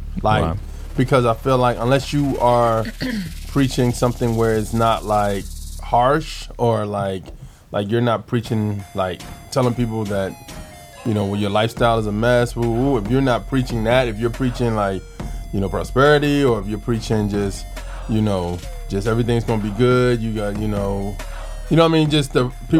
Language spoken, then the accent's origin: English; United States; It's like, now, it sounds like you're hurting my constitutional rights as an American.